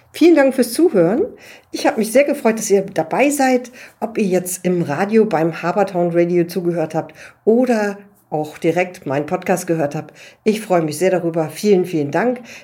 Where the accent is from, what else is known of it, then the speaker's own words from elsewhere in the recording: Hamburg, Germany; als ja, Hamburgerin